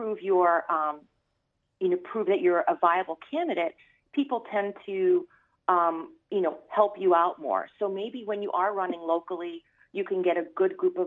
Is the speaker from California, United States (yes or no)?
no; New York City, New York, United States; also born or lived in Dane County, Wisconsin; now in Wisconsin, United States; I was born in Brooklyn. You know, you can tell by my accent